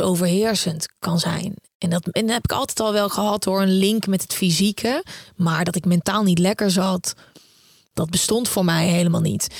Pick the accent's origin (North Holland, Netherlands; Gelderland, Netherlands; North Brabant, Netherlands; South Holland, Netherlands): North Brabant, Netherlands; Uden; moved away; also born or lived in The Hague; ik kom uit Uden, eh, een klein stadje in Brabant.